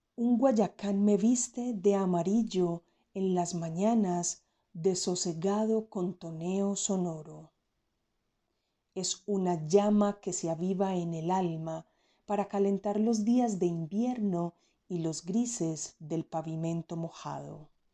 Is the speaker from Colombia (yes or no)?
yes; Frontino, Antioquia, Colombia; now in Medellín, Colombia; nací en el municipio de Frontino, Antioquia, y vivo en la ciudad de Medellín eh, ya hace bastantes años